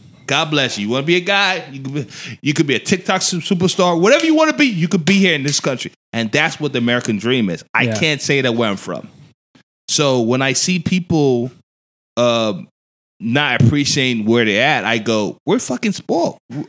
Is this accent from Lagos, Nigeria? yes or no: yes; Lagos, Nigeria; now in United States; I grew up in Nigeria. I was born and raised in Nigeria.